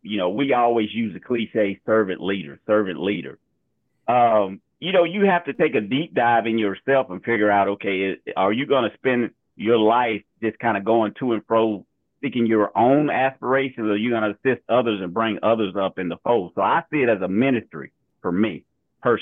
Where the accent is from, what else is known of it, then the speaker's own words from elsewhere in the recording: Georgia, United States; We're both from Georgia